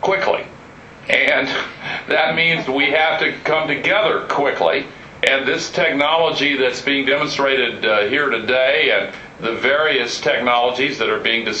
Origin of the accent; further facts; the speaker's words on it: United States; as an American